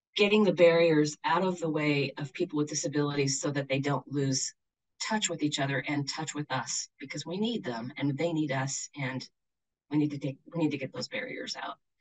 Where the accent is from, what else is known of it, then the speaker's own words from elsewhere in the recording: Shoreline, Washington, United States; now in Jackson, United States; I grew up on the north side of Seattle, in a place that's now called Shoreline